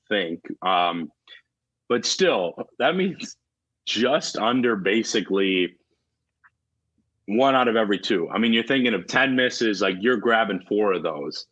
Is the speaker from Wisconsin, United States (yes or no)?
yes; Wisconsin, United States; my home state, you know, where, where I am now, Wisconsin.